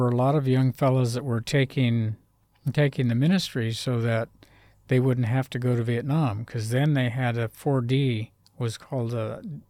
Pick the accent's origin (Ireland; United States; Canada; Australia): United States; Oregon; born there; Well, I was born in Oregon